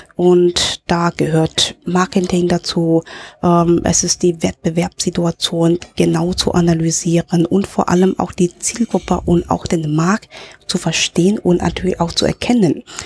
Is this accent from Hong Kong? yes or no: yes; Hong Kong; also born or lived in Germany / Berlin / Frankfurt; now in Linz, Austria; ich in in Deutschland geboren bin, aber in Hongkong aufgewachsen bin